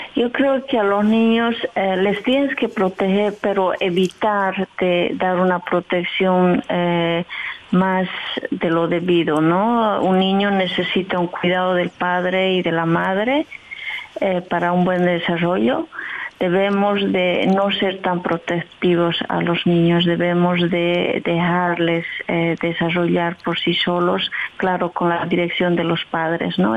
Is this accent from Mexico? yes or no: no; southern Bolivia, Bolivia; now in Netherlands; Yo soy de Bolivia, soy del sur de Bolivia, que se llama Pisa, y vivo por aquí a 21 años